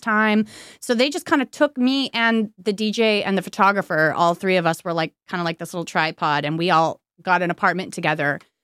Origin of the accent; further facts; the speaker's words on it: Santa Clarita, California, United States; now in Hollywood, United States; I grew up in Canyon Country